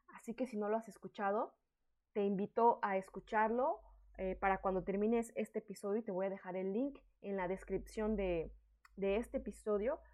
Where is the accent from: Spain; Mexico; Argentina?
Mexico; moved away as an adult; now in France; soy una mexicana en el extranjero